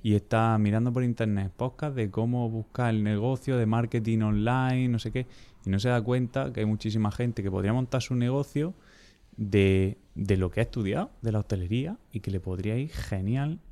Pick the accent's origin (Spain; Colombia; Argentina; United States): Spain; Almería, Andalusia; soy de Almería